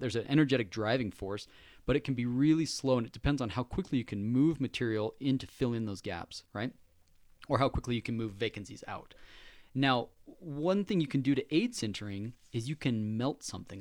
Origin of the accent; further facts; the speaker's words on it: Layton, Utah, United States; That's right where I grew up. I was in Layton